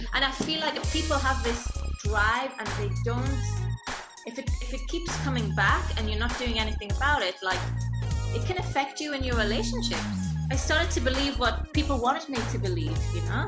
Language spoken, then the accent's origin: English; Newcastle upon Tyne, North East England, United Kingdom; moved away as an adult; also born or lived in London / Macau / Scotland; I was born in Newcastle, and whilst I was in Macau